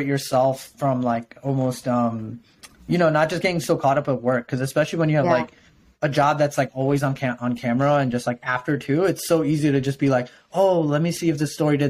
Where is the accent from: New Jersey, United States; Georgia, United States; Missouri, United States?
New Jersey, United States; I'm from Jersey